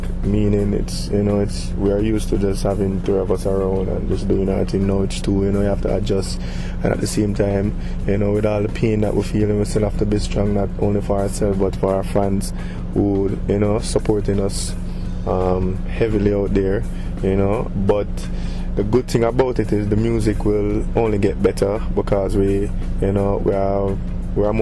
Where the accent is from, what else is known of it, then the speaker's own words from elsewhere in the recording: Jamaica; we as Jamaican entertainers